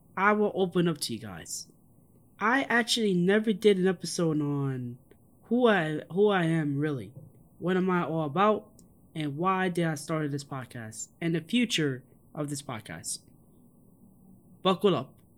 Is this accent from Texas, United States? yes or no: no; New York City, New York, United States; Growing up in the South Bronx, literally in the shadows in Yankee Stadium